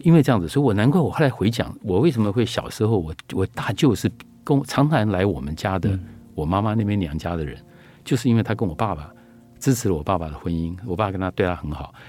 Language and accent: Chinese; Luodong, Yilan County, Taiwan; 我小的时候在宜兰，在那个罗东大郡那边，我就记得我看过那个大郡的大郡的里面有山板，然后旁边有小吃摊子。